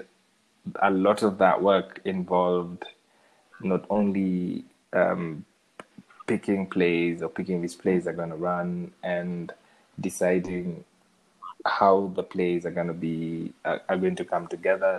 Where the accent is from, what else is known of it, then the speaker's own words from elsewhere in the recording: Kenya; I see myself as a Shags boy, because I grew up in Shags.